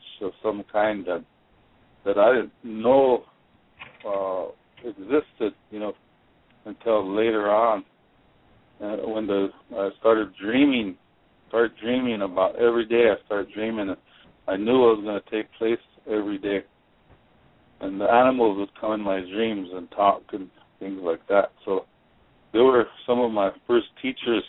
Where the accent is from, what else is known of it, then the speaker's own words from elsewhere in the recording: Yankton, South Dakota, United States; I grew up there in Yankton along the river, the Missouri River, and that's the place I called my home